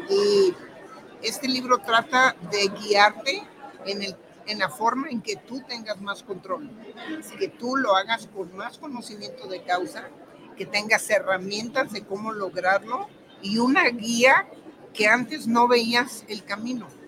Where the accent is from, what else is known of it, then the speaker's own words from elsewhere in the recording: Guadalajara, Jalisco, Mexico; now in England; De aquí de Guadalajara. Vivo en Inglaterra porque me casé con un inglés. Vivo allá, pero soy orgullosamente jalisciense